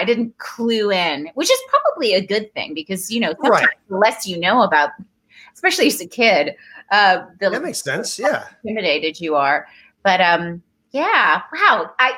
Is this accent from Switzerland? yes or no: no; Toronto, Ontario, Canada; moved away as an adult; also born or lived in Dar es Salaam, Tanzania; now in Los Angeles, United States; I grew up in Toronto, having moved from Tanzania